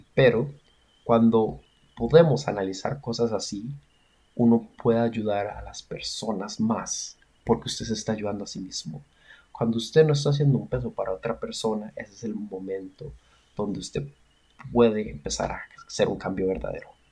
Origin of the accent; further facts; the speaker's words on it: Costa Rica; como costarricenses